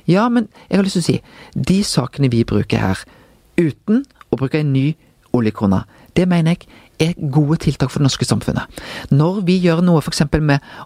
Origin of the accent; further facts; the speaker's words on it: Bømlo, Vestland, Norway; moved away as an adult; also born or lived in Bergen; jeg vokste jo opp på Bømlo.